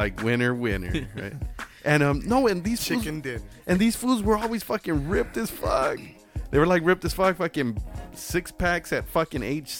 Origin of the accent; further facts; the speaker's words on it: Los Angeles, California, United States; I grew up in Watts